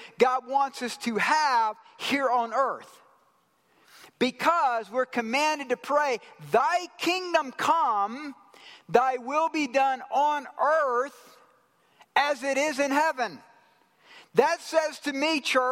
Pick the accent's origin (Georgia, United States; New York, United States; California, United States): Georgia, United States; I'm from Georgia